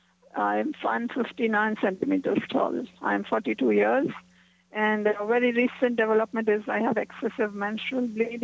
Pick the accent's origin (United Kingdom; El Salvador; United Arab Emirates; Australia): United Arab Emirates; Dubai; I'm from Dubai.